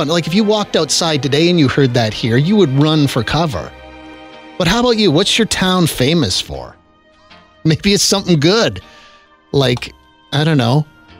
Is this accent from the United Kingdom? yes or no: no; Moose Jaw, Saskatchewan, Canada; moved away; Well, I was talking about growing up in Moose Jaw